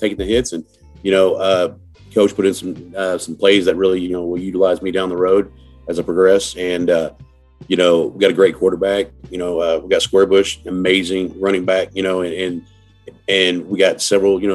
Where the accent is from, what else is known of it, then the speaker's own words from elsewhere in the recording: Oceanside, California, United States; I'm originally from Oceanside, California